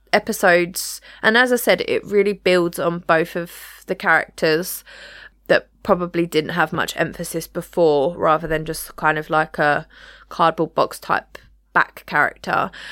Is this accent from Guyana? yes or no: no; United Kingdom; us as British people